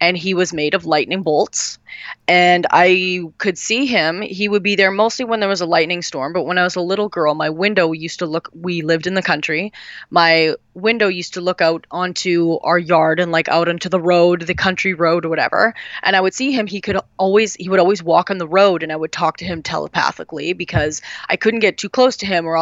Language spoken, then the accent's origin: English; Canada; I'm a Canadian